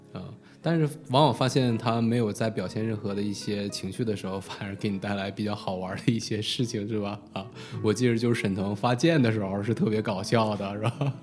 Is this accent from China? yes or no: no; United States; 我可能也是因为在美国长大吧